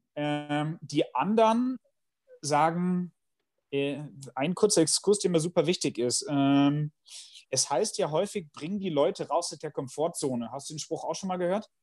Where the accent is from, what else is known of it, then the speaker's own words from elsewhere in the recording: Bielefeld, North Rhine-Westphalia, Germany; ich komme aus Bielefeld